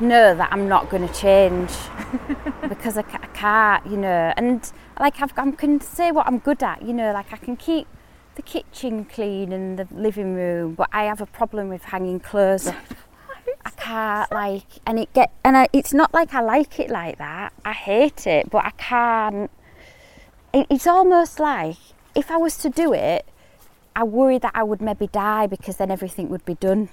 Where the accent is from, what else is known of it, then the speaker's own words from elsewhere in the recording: Hull, Yorkshire and the Humber, United Kingdom; moved away as an adult; also born or lived in East Finchley, London; I'm from Hull. I'm really, really Hull.